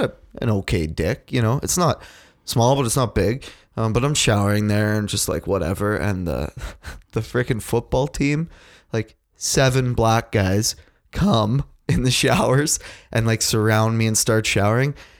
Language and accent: English; Canada; I am super Canadian